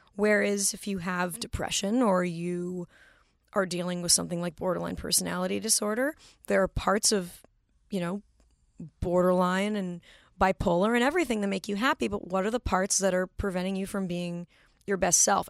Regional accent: Manhattan Beach, California, United States; born or raised there

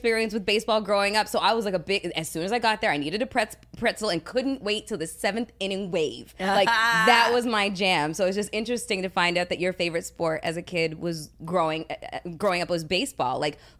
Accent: Toronto, Ontario, Canada; I was born and raised in Toronto

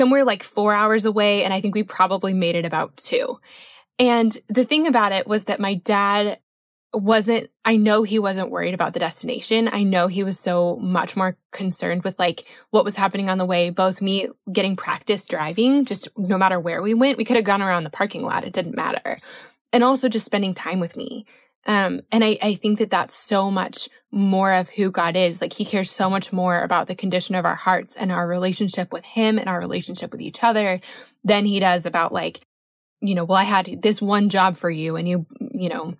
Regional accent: Colorado, United States; I grew up in Colorado

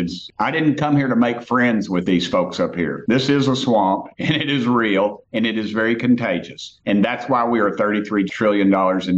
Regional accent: Tennessee, United States; I come from Tennessee

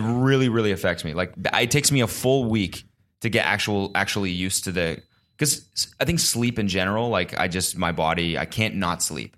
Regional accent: United States; as an American

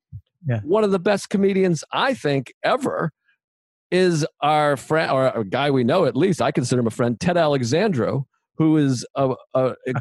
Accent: Whitman, Massachusetts, United States; moved away; also born or lived in Everett, Massachusetts; I'm not from Everett. I lived in Everett. Where are you from? I'm from Whitman, which is also a dump.

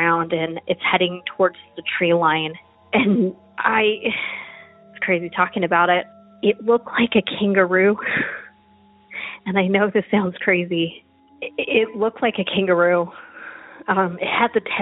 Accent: Roswell, New Mexico, United States; now in Texas, United States; I'm originally from Roswell, New Mexico, and so I'm not a stranger to strange things.

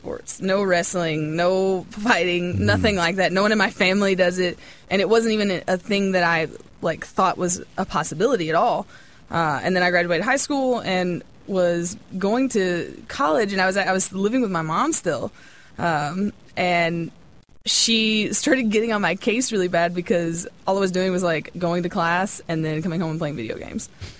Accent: Kentucky, United States

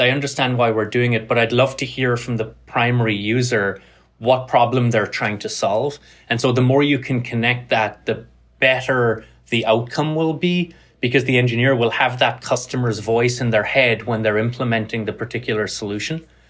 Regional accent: Cork, Munster, Ireland; moved away as an adult; also born or lived in Carlow / Tralee; now in United States; grew up in Ireland, grew up in Cork on the south coast.

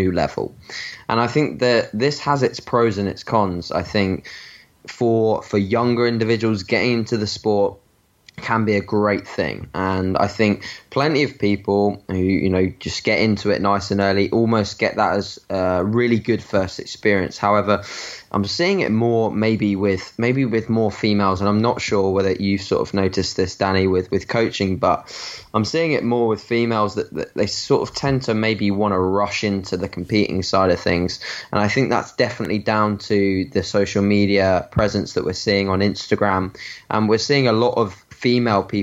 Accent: Brighton, South East England, United Kingdom; I'm from Brighton in the UK

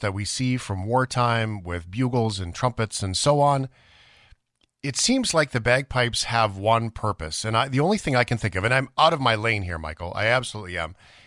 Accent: Canada; as a Canadian

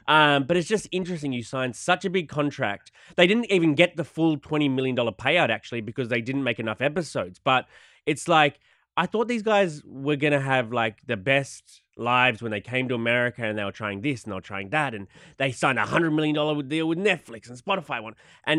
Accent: Australia; Because I'm Australian.

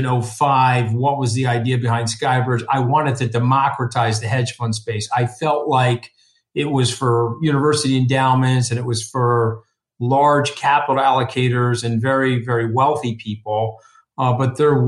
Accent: Port Washington, New York, United States; I grew up out here on Long Island

